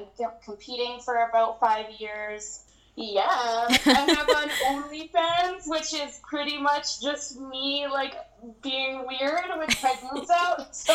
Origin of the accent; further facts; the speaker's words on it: Montreal, Quebec, Canada; I'm from Montreal.